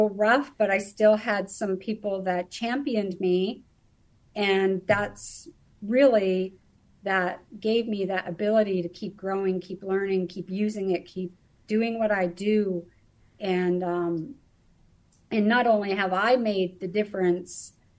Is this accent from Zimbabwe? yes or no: no; Canada; moved away as an adult; also born or lived in British Columbia / Alberta / United States; now in Germany; Originally, I was born and raised in Canada, mostly British Columbia and Alberta areas